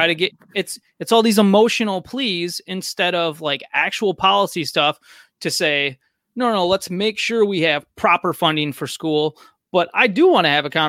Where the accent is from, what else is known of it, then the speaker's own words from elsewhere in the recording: United States; also born or lived in Missouri; growing up in America